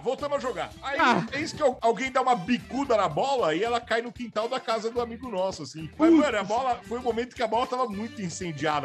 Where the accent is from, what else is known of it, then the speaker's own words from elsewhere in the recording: Guarulhos, São Paulo, Brazil; essa foi a minha infância aqui no, em Guarulhos